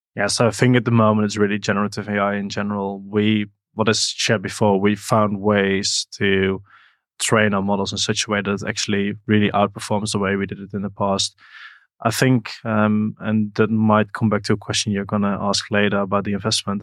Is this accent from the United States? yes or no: no; Netherlands; I once did a bit of cleaning in a company in my hometown in the Netherlands